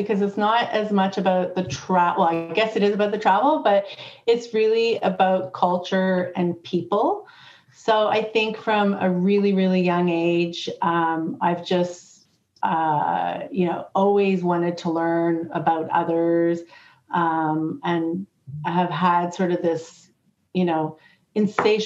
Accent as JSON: {"language": "English", "country": "Canada", "tie": "born or raised there", "said": "when I grew up in Canada"}